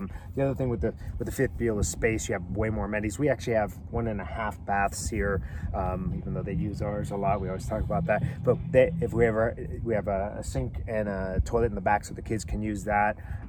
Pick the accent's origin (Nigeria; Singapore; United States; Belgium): United States; Southern California; we grew up in Southern California.